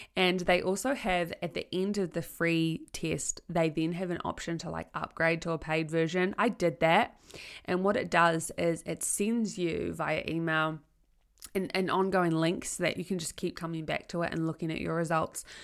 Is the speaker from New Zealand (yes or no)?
yes; Tauranga, Bay of Plenty, New Zealand; also born or lived in Palmerston North; I chose to leave Palmerston North and to come back to Tauranga, my hometown